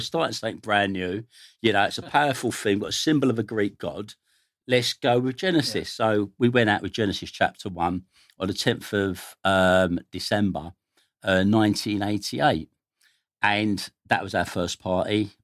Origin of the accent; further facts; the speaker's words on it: London, United Kingdom; I grew up in Stoke Newington, North London.